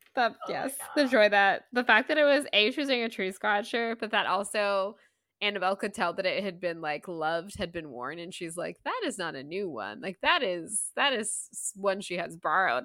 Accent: Southeast, United States; I was born and raised in the Southeast

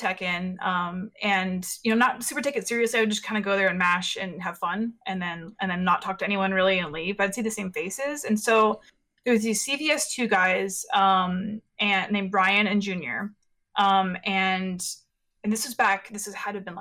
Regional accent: San Jose, California, United States; I was born and raised in San Jose, and I grew up in South Bay

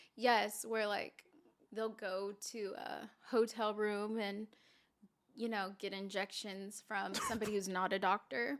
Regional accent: Santa Clarita, California, United States; also born or lived in Houston, Texas; I'm originally from here. I'm from Santa Clarita, California

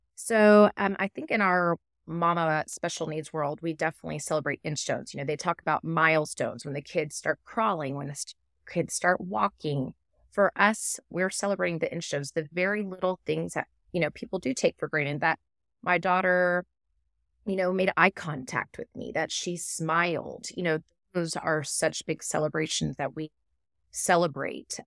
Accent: Texas, United States; I'm from Texas

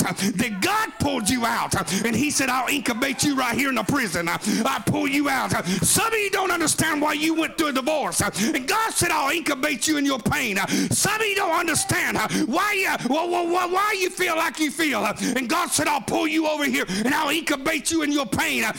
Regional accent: Oklahoma, United States; I'm from Oklahoma

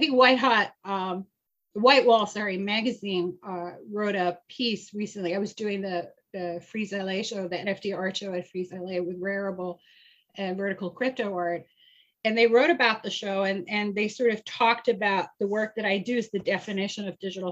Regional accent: Iran; moved away; I'm originally from Iran, and I lived through the violent Islamic Revolution in 1978.

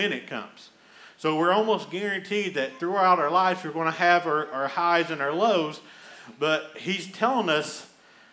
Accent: Eastern Kentucky, United States; growing up in Eastern Kentucky

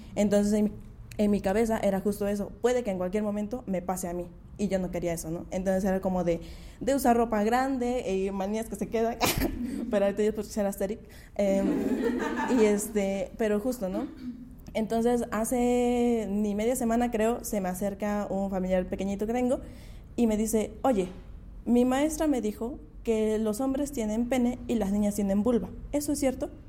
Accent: Mixteca, Mexico; now in Valles Centrales, Mexico; soy de la Mixteca, pero ya hace unos años vivo acá en Valles Centrales

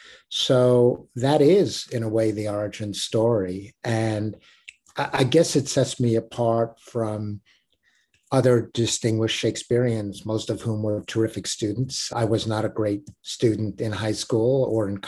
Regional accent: New York City, New York, United States; I grew up in Brooklyn, went to a public middle school

